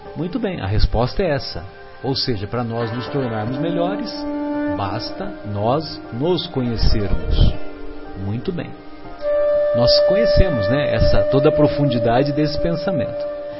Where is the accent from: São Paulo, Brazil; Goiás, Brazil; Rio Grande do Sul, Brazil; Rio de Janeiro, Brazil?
São Paulo, Brazil; São José do Rio Pardo; eu frequentava os bancos da Igreja Católica lá na minha cidade, em São José do Rio Pardo